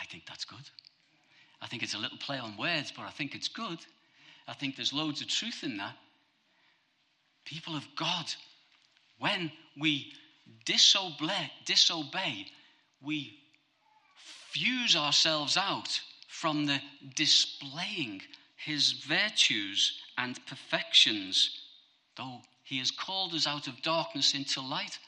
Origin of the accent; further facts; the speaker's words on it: Bootle, North West England, United Kingdom; I'm a scally from Bootle.